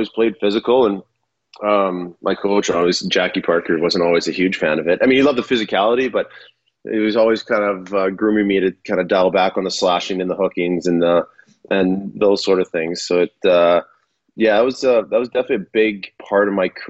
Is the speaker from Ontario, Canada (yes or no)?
no; Saskatchewan, Canada; moved away as an adult; growing up in Saskatchewan